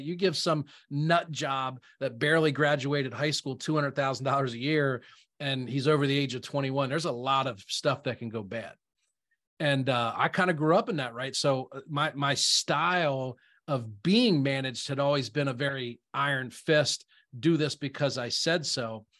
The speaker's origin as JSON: {"language": "English", "region": "South Central Pennsylvania", "country": "United States", "tie": "born or raised there", "said": "I'm a real estate investor, born and raised in South Central Pennsylvania"}